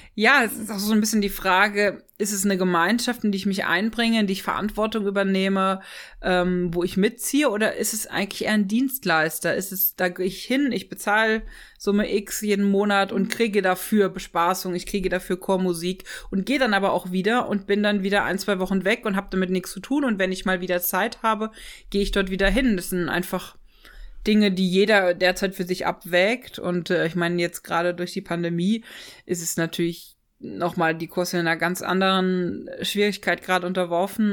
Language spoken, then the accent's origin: German; Ochtendung, Rhineland-Palatinate, Germany; moved away; also born or lived in Freiburg; ich bin aufgewachsen in der Vordereifel, in einem kleinen Dorf. Ähm Ochtendung